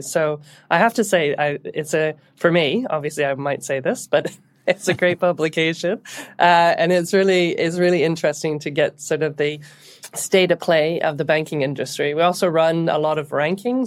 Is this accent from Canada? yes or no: yes; Canada; moved away as an adult; now in United Kingdom; So I'm Canadian, And I came to the U K in the, in the early two thousands